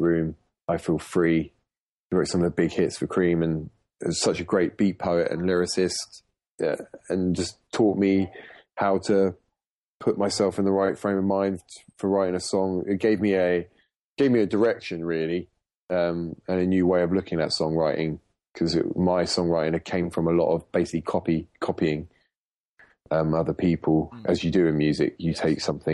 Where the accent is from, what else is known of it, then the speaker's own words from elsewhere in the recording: Portsmouth, South East England, United Kingdom; moved away as an adult; also born or lived in London; I was born in Portsmouth in the UK, which isn't a metropolis for the music business